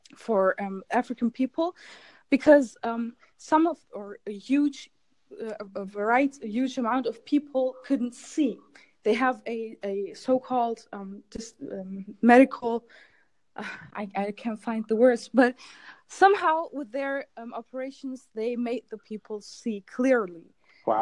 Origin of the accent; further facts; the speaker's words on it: Germany; English is a second language; now in Istanbul, Turkey; I was born in Germany, but my parents are Turkish, so I have Turkish origins